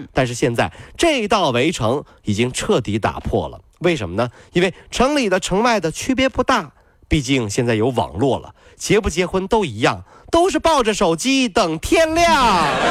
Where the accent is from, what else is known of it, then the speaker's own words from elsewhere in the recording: Ningbo, Zhejiang, China; 我是宁波人啊，和我谈恋爱呢，我就一定要系海鲜了